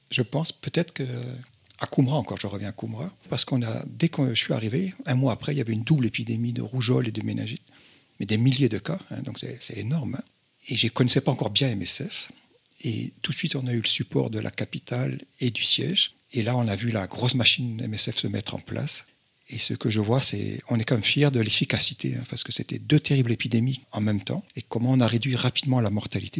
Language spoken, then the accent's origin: French; Brittany, France; moved away; also born or lived in North Benin; je suis breton de tiens, mes, mes origines bretonnes